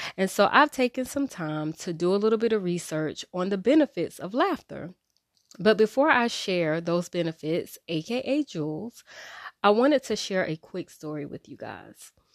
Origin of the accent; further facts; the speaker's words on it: Wilmington, United States; I grew up in Wilmington